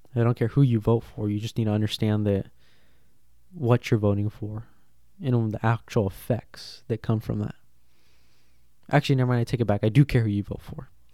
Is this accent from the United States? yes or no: yes; United States; we are American